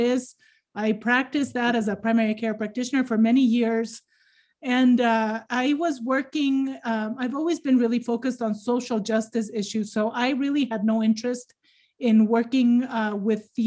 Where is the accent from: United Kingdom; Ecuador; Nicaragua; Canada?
Ecuador; moved away as an adult; now in United States; I was born and raised in Ecuador